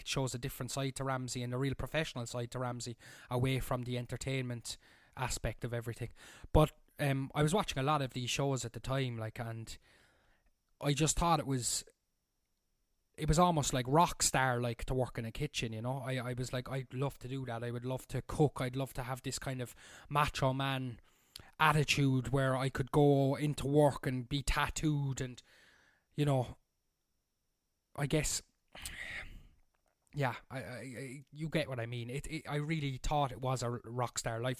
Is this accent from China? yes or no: no; Cork, Munster, Ireland; moved away as an adult; also born or lived in Berlin, Germany; now in Germany; I'm from Cork in Ireland, and I'm currently living in the south of Germany on the Swiss border